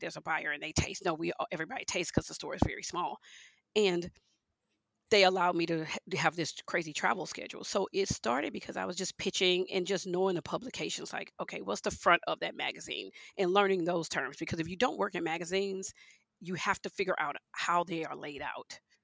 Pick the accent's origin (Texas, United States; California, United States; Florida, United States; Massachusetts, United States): Texas, United States; Houston; also born or lived in Leesville, Louisiana; I grew up in Houston, Texas